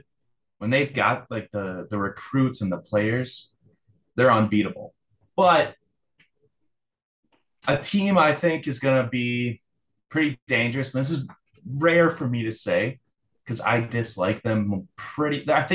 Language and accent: English; Minnesota, United States; even though I'm from Minnesota.